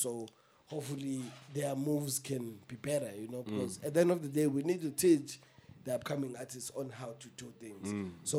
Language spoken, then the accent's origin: English; South Africa; But just make sure that it is known that I'm an artist from South Africa.